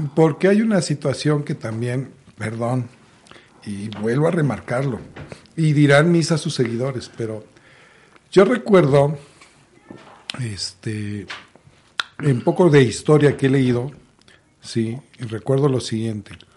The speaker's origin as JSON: {"language": "Spanish", "country": "Mexico", "said": "como mexicanos"}